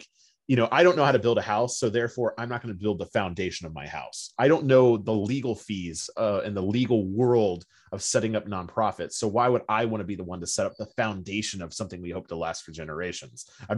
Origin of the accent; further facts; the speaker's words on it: Cincinnati, Ohio, United States; Cincinnati, Ohio, and I went to this building